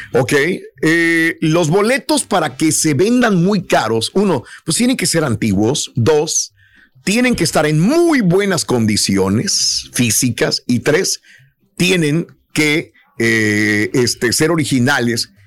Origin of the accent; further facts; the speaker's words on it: Mexico; así somos los mexicanos de chambeadores